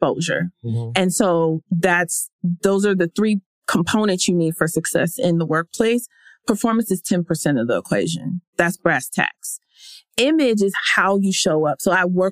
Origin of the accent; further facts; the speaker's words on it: Victoria, Texas, United States; now in Los Angeles, United States; I'm from Victoria, mm-hmm. Texas.